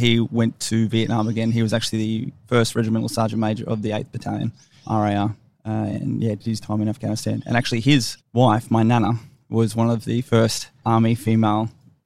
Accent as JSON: {"language": "English", "town": "Brisbane", "region": "Queensland", "country": "Australia", "tie": "born or raised there", "also_born_or_lived": "Sydney / Fayetteville, North Carolina / Canberra", "moved": "as an adult", "said": "I grew up in Fernie Grove. There wasn't a lot going on there up in the northern suburbs of Brisbane."}